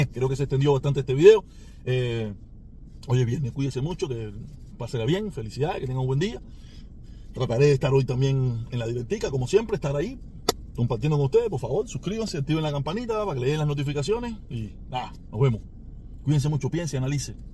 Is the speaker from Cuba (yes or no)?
yes; Cuba; now in United States; el ejemplo que ellos tienen para lo que no se debe hacer con la inmigración en este país somos los cubanos